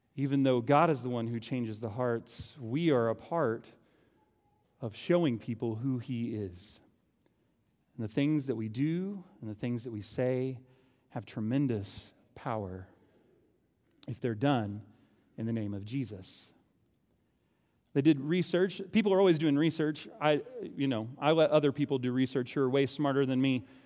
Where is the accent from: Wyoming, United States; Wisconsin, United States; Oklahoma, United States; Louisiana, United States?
Oklahoma, United States; moved away; I'm from Oklahoma.